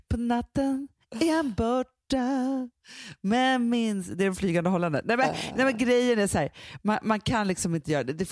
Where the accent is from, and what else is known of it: Sweden